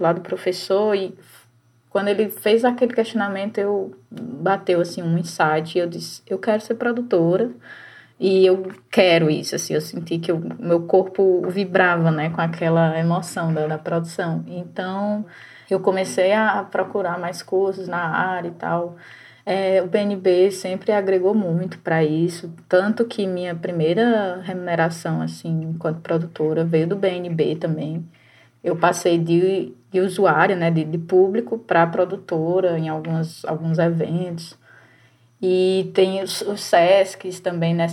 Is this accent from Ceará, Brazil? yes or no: yes; Juazeiro do Norte, Ceará, Brazil; eu sou do interior também, né? Eu, eu sou de Juazeiro